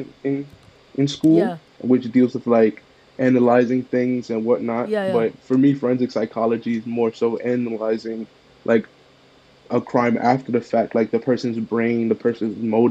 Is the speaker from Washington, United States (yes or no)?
no; New York City, New York, United States; So I'm born and raised in Lower East Side. Well, technically the East Village, but I've been here most of my life.